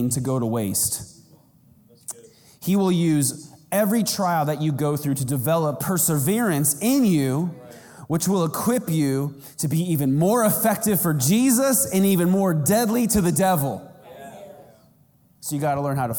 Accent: Arizona, United States; I'm from Arizona.

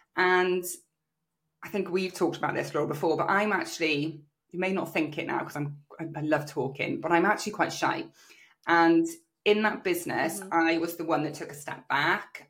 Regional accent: South Wales, United Kingdom; also born or lived in Australia; my local area in South Wales

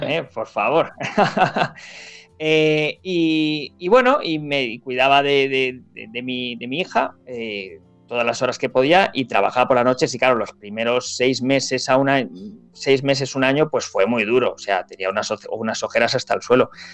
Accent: Spain; los españoles

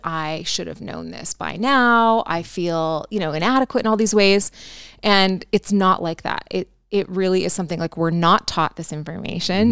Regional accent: Canada; I'm a Canadian girl

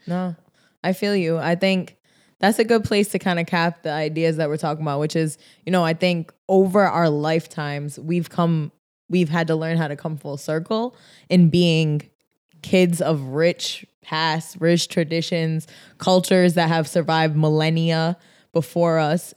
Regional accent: Rhode Island, United States; a kid growing up in Rhode Island

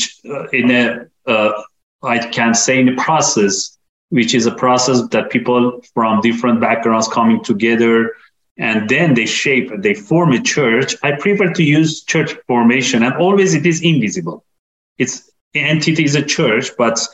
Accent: Iran; I'm coming from Iran

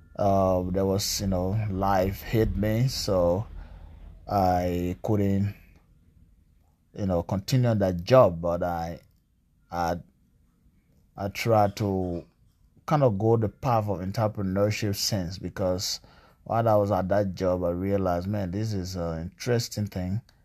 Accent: Greenville, Sinoe County, Liberia; also born or lived in Bong County, Liberia; now in Washington, United States; I'm from Liberia, uh, from the eastern part of Liberia, southeastern part, Greenville, Sandal County

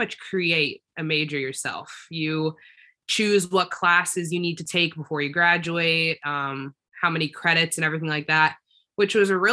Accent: Southern Maryland, United States; also born or lived in Connecticut; I'm from Southern Maryland

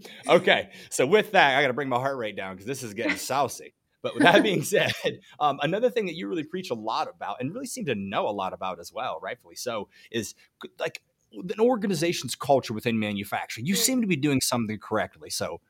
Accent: Tanzania; English is a second language; It is an amazing book, though I'm from Tanzania, but the book revives one's passion in manufacturing

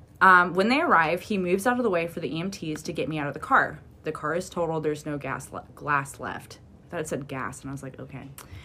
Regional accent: East Midlands, United Kingdom; accent: Derbyshire; It's because I'm talking my accent.

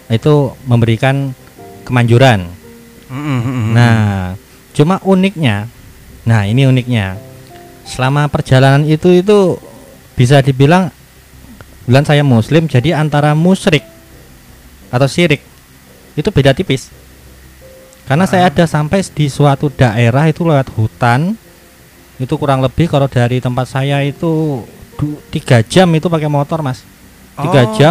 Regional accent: Solo, Central Java, Indonesia; kemudian saya kan aslinya dari Solo.

